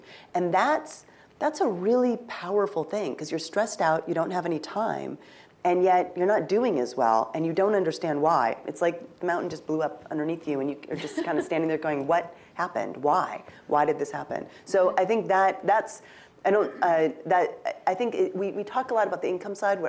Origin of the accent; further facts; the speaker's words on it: Pacific Northwest, United States; I'm from the Pacific Northwest